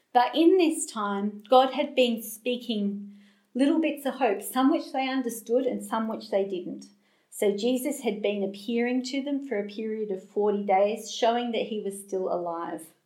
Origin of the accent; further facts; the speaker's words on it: Australia; accent: Australian; I'm Australian, if you haven't picked that up from my accent